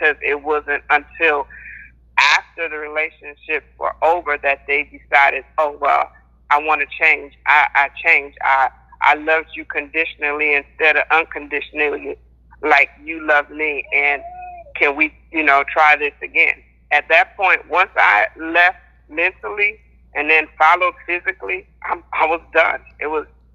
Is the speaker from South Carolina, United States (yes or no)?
yes; South Carolina, United States; now in Lufkin, United States; I'm from South Carolina, but I currently reside in Texas